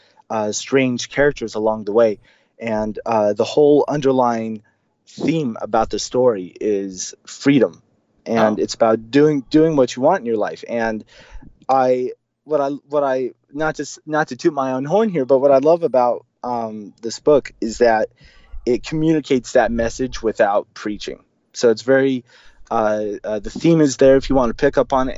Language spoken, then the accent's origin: English; Central California, United States; also born or lived in Argentina / Brazil; I was born in Central California.